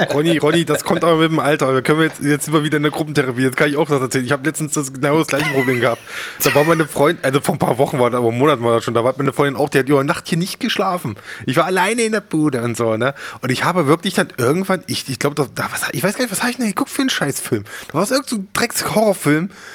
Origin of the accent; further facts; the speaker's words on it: Harz, Germany; Ich komme aus dem Harz